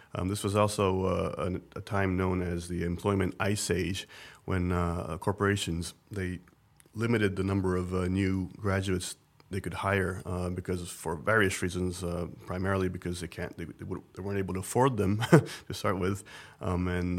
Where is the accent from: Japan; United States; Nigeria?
Japan; Tokyo; I grew up in Tokyo uh, in the 1980s